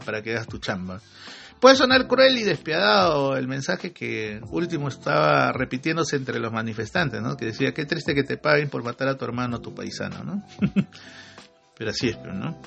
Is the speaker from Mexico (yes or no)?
no; Peru; ahí todos somos peruanos